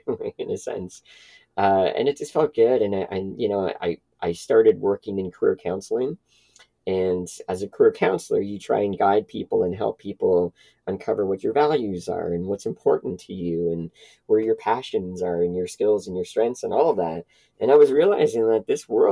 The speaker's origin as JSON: {"language": "English", "town": "Toronto", "region": "Ontario", "country": "Canada", "tie": "born or raised there", "said": "I grew up in Etobicoke, which is a suburb of Toronto"}